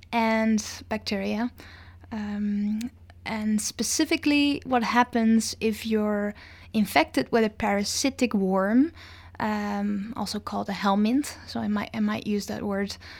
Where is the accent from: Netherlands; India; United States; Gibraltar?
Netherlands; moved away as an adult; now in Victoria, Canada; I was born in the Netherlands